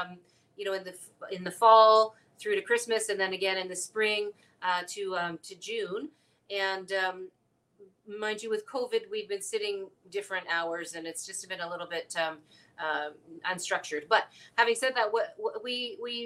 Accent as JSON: {"language": "English", "town": "Hamilton", "region": "Ontario", "country": "Canada", "tie": "born or raised there", "said": "to Hamilton, which is my hometown."}